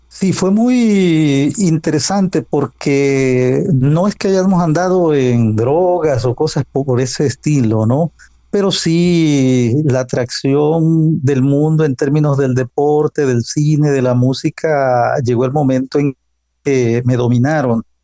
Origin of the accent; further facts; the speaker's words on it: Tabasco, Mexico; also born or lived in United States; Soy del sureste de México. El estado se llama Tabasco.